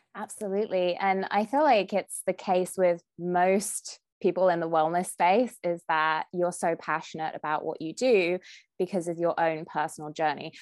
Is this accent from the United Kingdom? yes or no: yes; United Kingdom; moved away as an adult; now in California, United States; I'm a Brit with fair skin